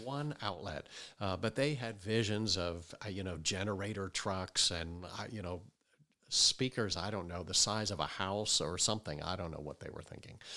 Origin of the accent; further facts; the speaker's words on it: Wayne, Pennsylvania, United States; I grew up outside of Philadelphia, uh, in Wayne, Pennsylvania.